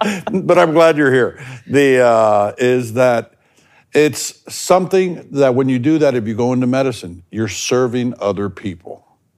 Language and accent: English; the South, United States; I grew up in the South.